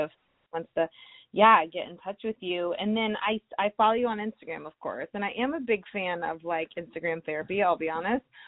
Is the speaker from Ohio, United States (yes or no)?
yes; Ohio, United States; moved away; I'm from Ohio originally